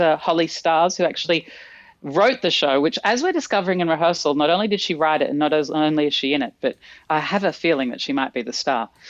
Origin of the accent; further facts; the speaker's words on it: Australia; accent: Australian; my Australian accent